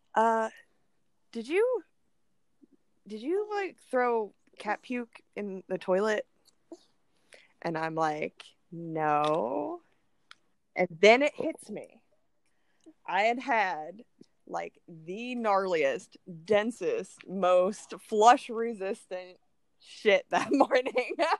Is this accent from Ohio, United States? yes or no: yes; Ohio, United States; moved away; I'm from Ohio